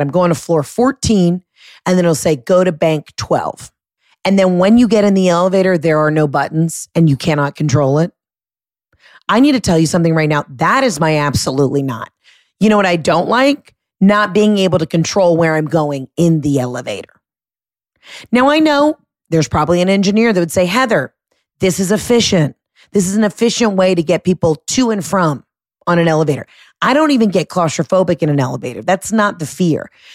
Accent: Atlanta, Georgia, United States; moved away; everybody in my hometown, everybody in Atlanta

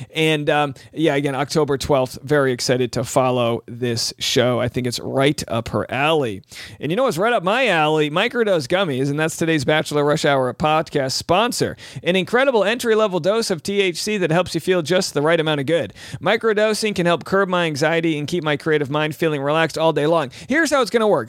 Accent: New England, United States; now in Southern California, United States; I'm from New England

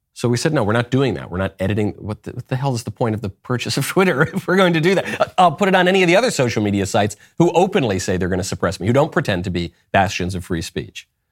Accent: New York, United States; moved away as an adult; also born or lived in Los Angeles; I'm from New York. I lived in L A for a long time.

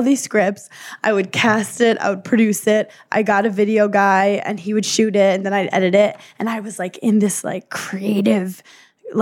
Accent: New York City, New York, United States; I grew up in Brooklyn.

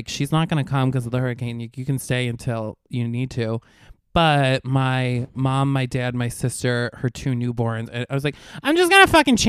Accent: Latham, New York, United States; moved away as an adult; also born or lived in Oneonta, New York; now in New York City, United States; I was born outside of Albany, and that's where I've always grown up.

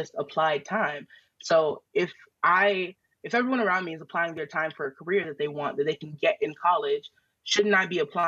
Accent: Alabama, United States; now in New York, United States; I'm from Alabama

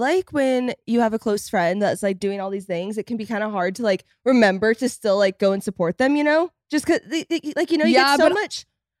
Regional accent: Fort Worth, Texas, United States; But, like, when I go to Fort Worth, like, guys, it's my hometown. It's my stomping grounds.

